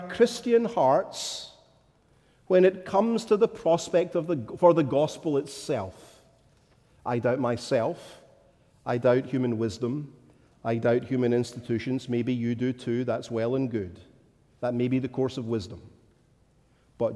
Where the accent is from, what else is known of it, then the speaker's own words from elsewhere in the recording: Scotland, United Kingdom; as a Scotsman